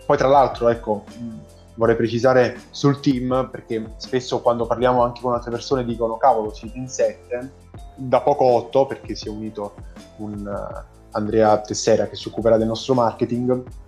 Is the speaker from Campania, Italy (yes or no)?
yes; Caserta, Campania, Italy; Io sono di Caserta